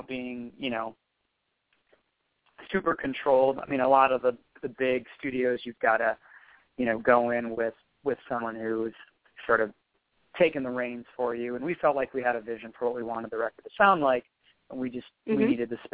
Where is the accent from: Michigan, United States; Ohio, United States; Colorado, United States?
Michigan, United States; Detroit; also born or lived in Monroe County, Michigan; I was born and raised in the Detroit metro area.